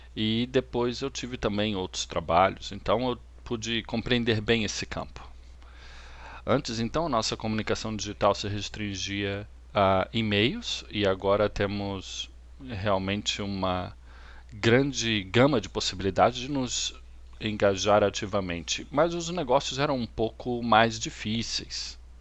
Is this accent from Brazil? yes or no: no; Australia; Eu sou australiano e moro em Sydney